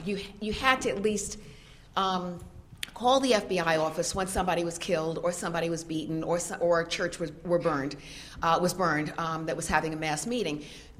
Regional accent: Tarrytown, New York, United States; I mean, I'm coming up from Tarrytown, which is, you know, Mr. Policeman is my friend, you know.

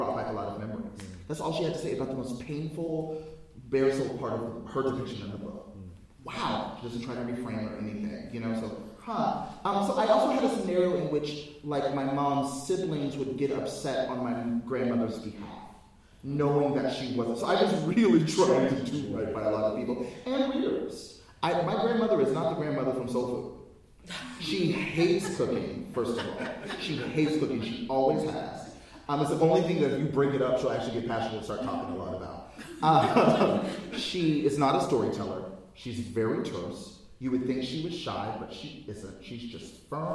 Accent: United States; I'm African American

